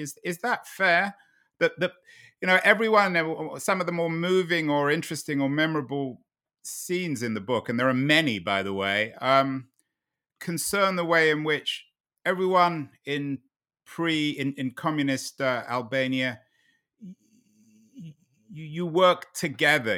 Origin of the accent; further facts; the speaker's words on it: London, United Kingdom; Growing up in London in nineteen seventy